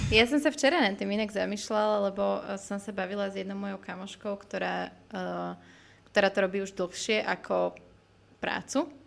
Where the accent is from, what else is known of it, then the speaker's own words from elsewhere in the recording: Bratislava, Bratislava Region, Slovakia; also born or lived in Trnava area; ja som síce z Bratislavy, ale mám babku tam z okolia Trnavy